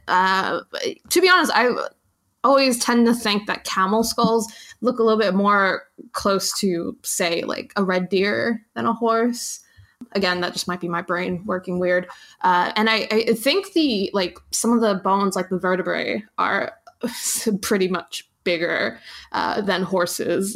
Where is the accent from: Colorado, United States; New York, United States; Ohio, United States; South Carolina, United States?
New York, United States; growing up in New York, uh, have I have I mentioned by the way that I'm from New York